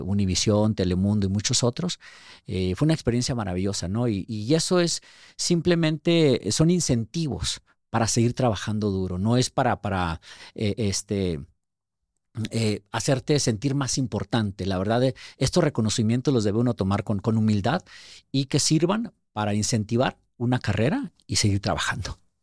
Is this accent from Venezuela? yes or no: no; Ciudad Juárez, Chihuahua, Mexico; moved away as an adult; also born or lived in Durango, Mexico; now in United States; nací en Durango y, este, viví gran parte de mi vida en Chihuahua, en Ciudad Juárez, la frontera con El Paso